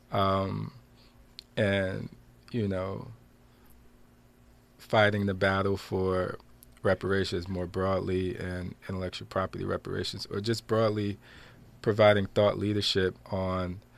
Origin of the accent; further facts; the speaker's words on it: Passaic, New Jersey, United States; I'm from Passaic, New Jersey. Um, grew up in the Aspen Place projects. I always have to shout out Aspen, and uh, with my mom, Wanda, and my two older sisters.